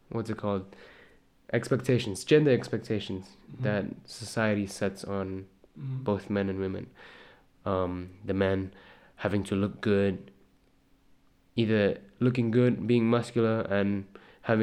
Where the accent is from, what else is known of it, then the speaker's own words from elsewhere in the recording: Malaysia; now in Czech Republic; I'm originally from Malaysia